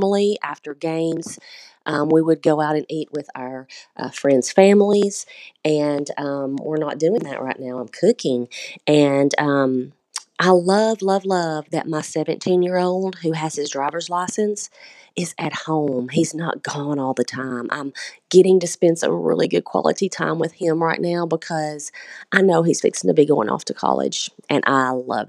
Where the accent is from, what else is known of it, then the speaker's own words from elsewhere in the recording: Shelbyville, Tennessee, United States; I am from Shelbyville, Tennessee.